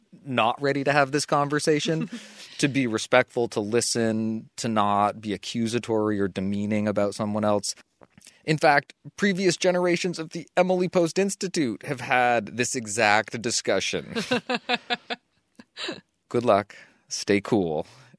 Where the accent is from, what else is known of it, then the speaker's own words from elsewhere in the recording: Australia; Hi, Lizzie and Dan. I'm from Australia and have been listening to your show since about episode 50.